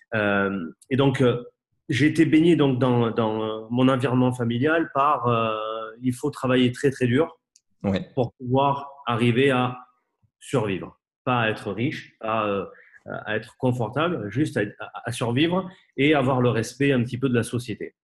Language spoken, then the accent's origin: French; Bordeaux, Nouvelle-Aquitaine, France; je suis bordelais